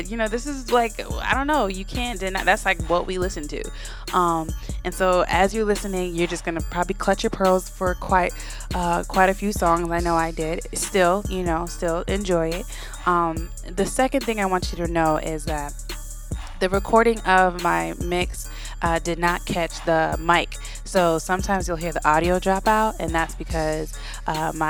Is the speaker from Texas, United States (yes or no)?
no; Florida, United States; I was raised in Florida